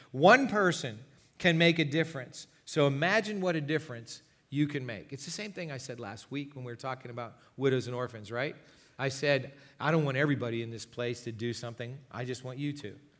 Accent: United States; our own lives as American Christians in twenty nineteen

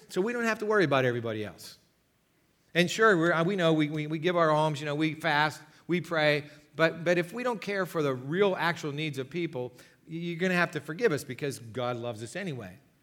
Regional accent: United States; our own lives as American Christians in twenty nineteen

